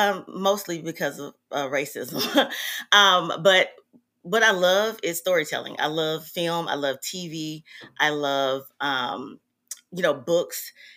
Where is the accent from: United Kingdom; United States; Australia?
United States; Mobile, Alabama; moved away as an adult; now in Houston, United States; I am a filmmaker now. I'm from Mobile, Alabama, and I've lived in Houston, Texas for about 20 years.